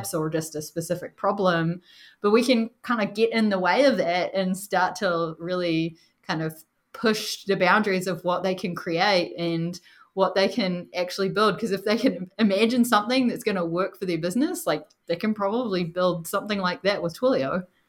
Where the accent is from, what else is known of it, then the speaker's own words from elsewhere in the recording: New Zealand; moved away; Usually I'm the only one with an accent, but I'm from New Zealand originally